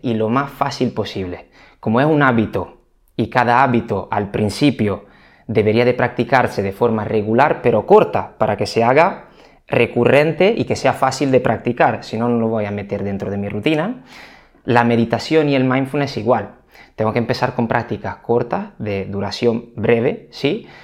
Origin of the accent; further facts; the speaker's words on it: Italy; moved away as an adult; now in Spain; soy italiano, aunque lleve más de 10 años en España ya